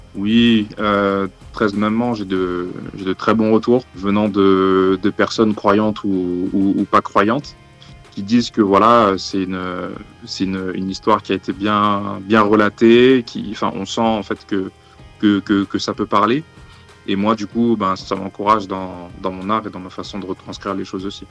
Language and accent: French; Lyon, Auvergne-Rhône-Alpes, France; je suis lyonnais